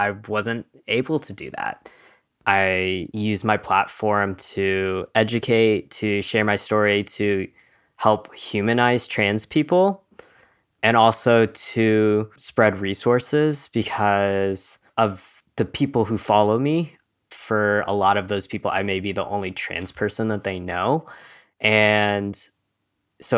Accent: Kentucky, United States; I'm currently in Kentucky, and I was raised in Kentucky

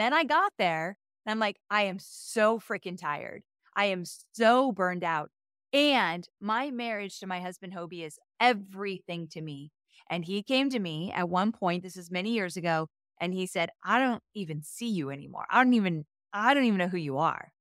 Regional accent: Southern California, United States; moved away as an adult; now in Nashville, United States; moved from Southern California, where I was born and raised my whole life, to Nashville a year and a half ago

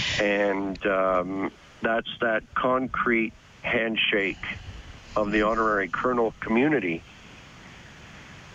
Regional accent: Belleville, Ontario, Canada; I'm born and raised in Belleville, which is on the doorstep of Trenton here

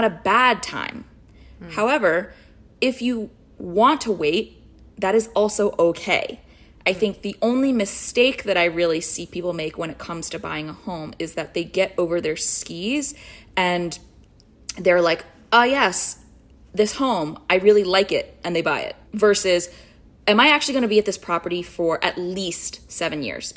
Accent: United States; now in New York City, United States; I was born here. I have a sense of entitlement of I belong here. I am an American

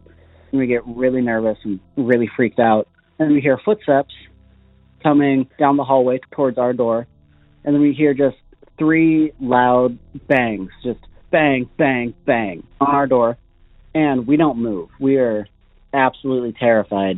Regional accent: Gold Beach, Oregon, United States; I grew up in the Gold Beach area. I lived there for 10 years when I was younger.

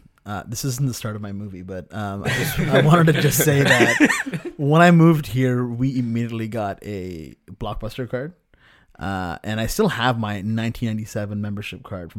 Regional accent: United Kingdom; accent: UK; My UK accent coming back again.

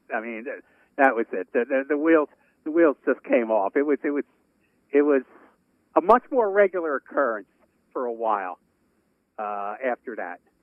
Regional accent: New York City, New York, United States; moved away; a guy that I grew up with in Brooklyn

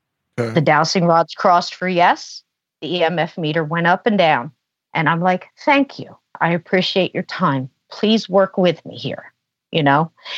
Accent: New Jersey, United States; born there; I said, I was born in New Jersey. They were born in Alabama.

